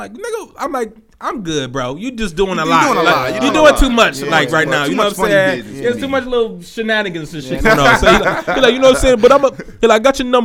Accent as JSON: {"language": "English", "town": "Cleveland", "region": "Ohio", "country": "United States", "said": "where you from? I'm from Cleveland."}